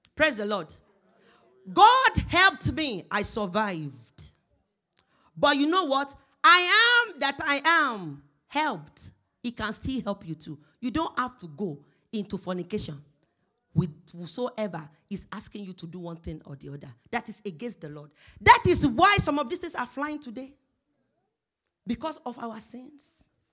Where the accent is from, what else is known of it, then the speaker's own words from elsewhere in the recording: Nigeria; moved away as an adult; now in Canada; when I was coming from Nigeria